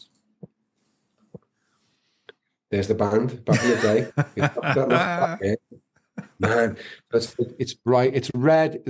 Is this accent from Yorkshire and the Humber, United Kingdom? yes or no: no; Liverpool, North West England, United Kingdom; my hometown